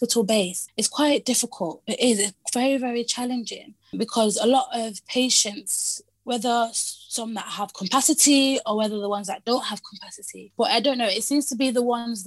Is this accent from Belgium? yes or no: no; England, United Kingdom; also born or lived in Hong Kong / Manchester; I kind of mainly grew up, most of my memory is based in Britain here, in England here